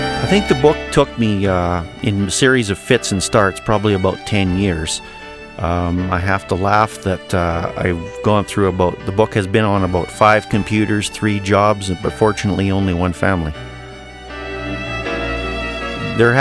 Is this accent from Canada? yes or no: yes; Taber-Vauxhall area of southern Alberta, Canada; I'm a farm and ranch boy, born and bred in the Tabor-Vauxhall area of southern Alberta, but I was raised just 3 miles from the Old Man River